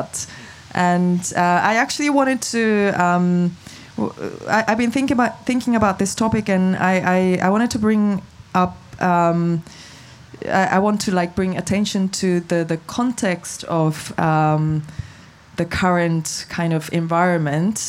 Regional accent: Japan; I'm from Japan

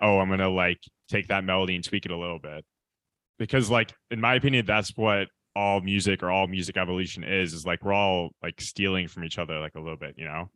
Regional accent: Michigan, United States; now in Los Angeles, United States; I'm from the Midwest, I'm from Michigan

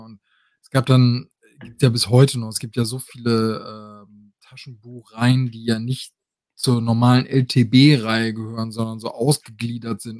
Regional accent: Osnabrück, Lower Saxony, Germany; bei uns in Osnabrück

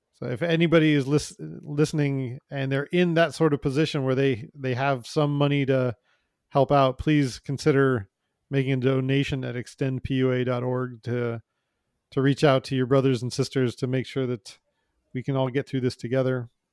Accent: United States; now in Canada; I'm an American

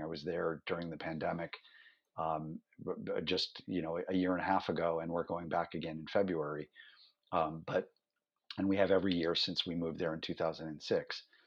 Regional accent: Cleveland, Ohio, United States; moved away as an adult; also born or lived in New York City; growing up in Cleveland, Ohio, he and I started a fanzine

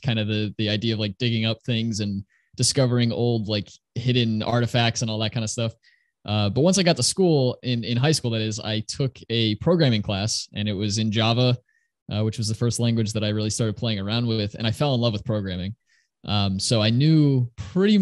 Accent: Northeast US, United States; I grew up in the Northeast US, and I'm still living here just across the river from New York City.

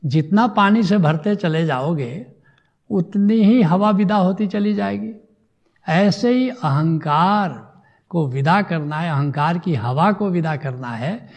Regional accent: India; मैं भारत का रहने वाला हूँ

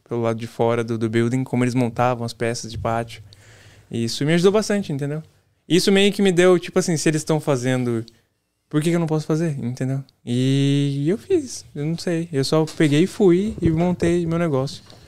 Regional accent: São Paulo, Brazil; moved away as an adult; also born or lived in Ilhéus, Bahia / Pindamonhangaba, São Paulo; now in Massachusetts, United States; Eu sou de São Paulo, nascido em Ilhéus, mas vivi em São Paulo minha vida toda

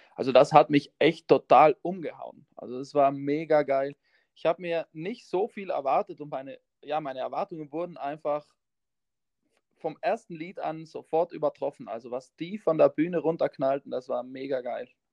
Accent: South Tyrol, Trentino-Alto Adige, Italy; accent: South Tyrolean dialect; wir kommen aus Südtirol und wir haben den Dialekt

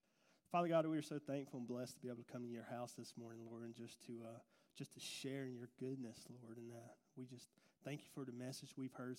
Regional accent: Gordon, Georgia, United States; we come from Gordon. I grew up, we both grew up in Gordon First Baptist Church

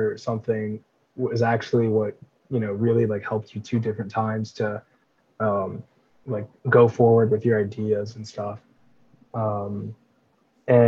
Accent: Cincinnati, Ohio, United States; I'm a second-year finance major from Cincinnati, Ohio

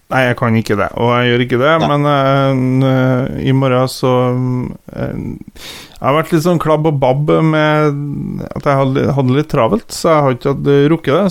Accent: Kvål, Trøndelag, Norway; Jeg er jo fra Kvål

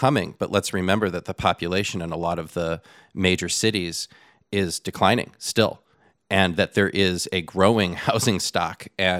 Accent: Southern California, United States; growing up in Southern California.

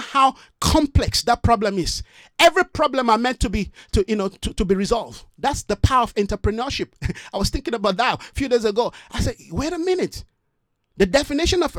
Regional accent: Nigeria; moved away as an adult; now in South Africa

